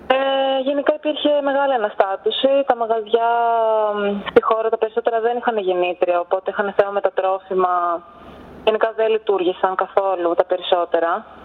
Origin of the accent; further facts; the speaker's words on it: Athens, Attica, Greece; εγώ είμαι από την Αθήνα